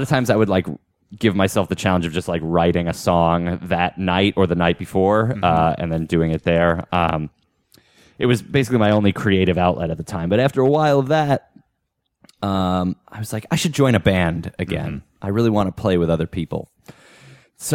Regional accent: Union, New Jersey, United States; I lived in New Jersey at the time, and there was an open mic in my hometown

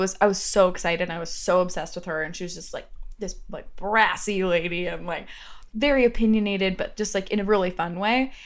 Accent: Ohio, United States; I'm from Ohio

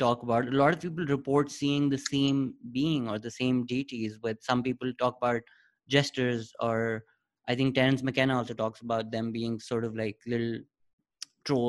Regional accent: Pakistan; I'm from Pakistan, so we grew up in Islamic tradition

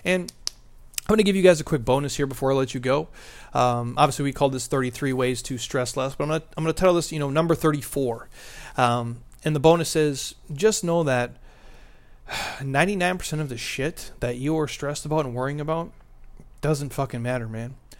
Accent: Minnesota, United States; I'm from Minnesota

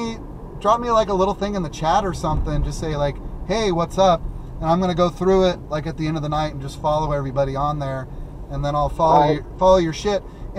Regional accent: Wisconsin, United States; That's what we used to do growing up in Wisconsin, exactly.

